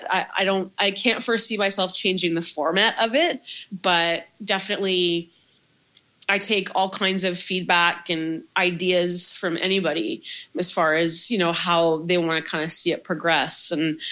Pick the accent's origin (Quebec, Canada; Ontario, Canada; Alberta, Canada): Ontario, Canada; Toronto; I'm from Toronto